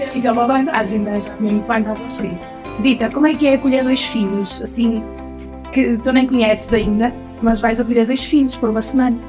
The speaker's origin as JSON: {"language": "Portuguese", "town": "Porto", "region": "Norte", "country": "Portugal", "said": "eu sou do Porto"}